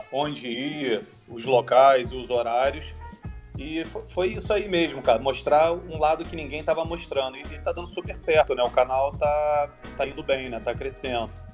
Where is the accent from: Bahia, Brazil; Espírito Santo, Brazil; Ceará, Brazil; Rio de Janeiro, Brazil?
Rio de Janeiro, Brazil; Eu sou do Rio.